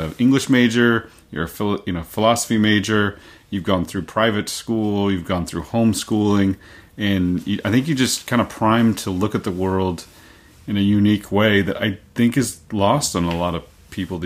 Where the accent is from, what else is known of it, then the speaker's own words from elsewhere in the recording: Oklahoma, United States; moved away as an adult; also born or lived in Massachusetts; now in Meadowdale, United States; I was born in Massachusetts, lived there until I was 5, moved to Oklahoma after